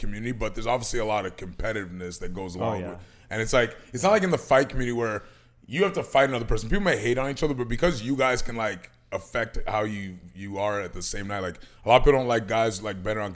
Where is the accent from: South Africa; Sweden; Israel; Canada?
Canada; Toronto, Ontario; I'm from Toronto